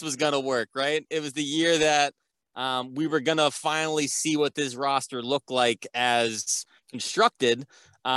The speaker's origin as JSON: {"language": "English", "region": "New York", "country": "United States", "tie": "born or raised there", "also_born_or_lived": "Indiana", "said": "I'm actually from Indiana, but I moved to New York when I was in second grade, going into third grade"}